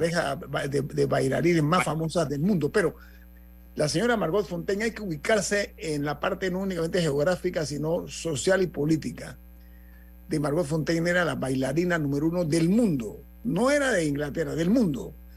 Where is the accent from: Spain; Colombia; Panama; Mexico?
Panama